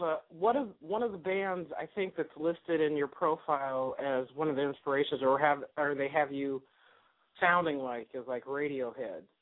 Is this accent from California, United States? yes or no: yes; Sacramento, California, United States; I'm from Sacramento, so I know that area